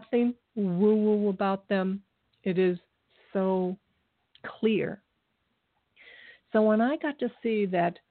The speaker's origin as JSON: {"language": "English", "region": "Ohio", "country": "United States", "moved": "as an adult", "said": "I moved away from Ohio just to get away from them"}